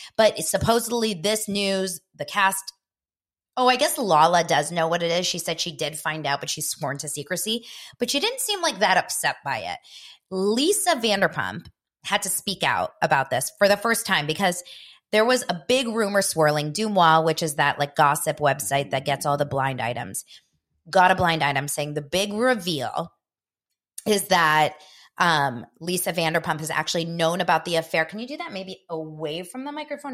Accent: Los Angeles, California, United States; in Israel, where my parents are from, they named me, even though I was born here in Los Angeles

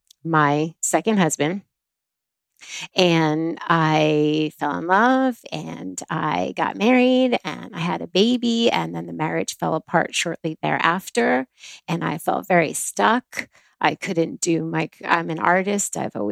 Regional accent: New Jersey, United States; also born or lived in Florida; now in Los Angeles, United States; I was born in New Jersey on a Pluto line

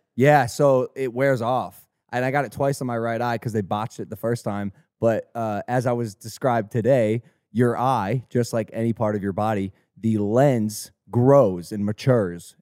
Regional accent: Ohio, United States; growing up in Ohio

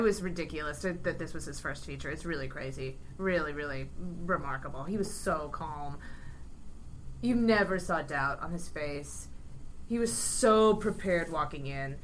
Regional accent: Ohio, United States; I grew up in Ohio

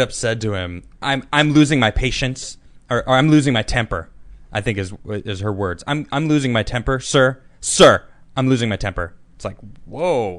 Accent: United States; as an American

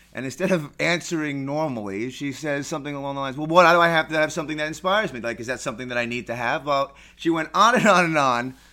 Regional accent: New York City, New York, United States; I'm a native, born and raised New Yorker.

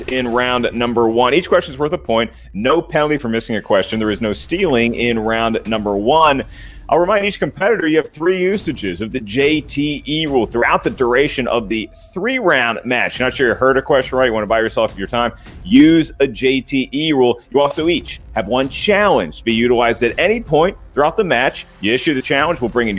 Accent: the South, United States; I'm from the South, so I pronounce it Duhamel.

